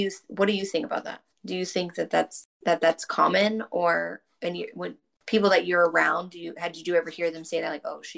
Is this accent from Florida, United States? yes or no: yes; Florida, United States; I'm from Florida. I live in Florida.